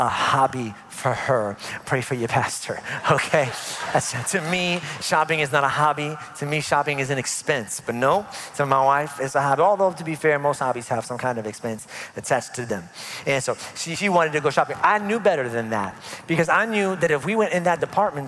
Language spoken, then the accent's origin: English; New York, United States; moved away; I'm from New York